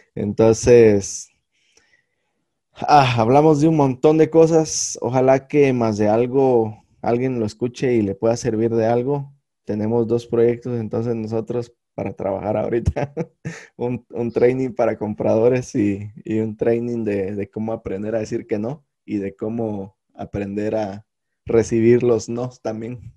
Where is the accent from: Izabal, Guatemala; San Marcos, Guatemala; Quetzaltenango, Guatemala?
San Marcos, Guatemala; Malacatán; a la gente de Malacatán que escuchan en mi pueblo natal